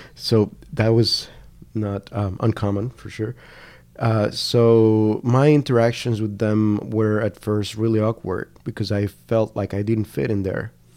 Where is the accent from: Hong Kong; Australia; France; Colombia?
Colombia; Cali, Valle del Cauca; English is a second language; moved away as an adult; also born or lived in Washington State / Canada; I'm from Cali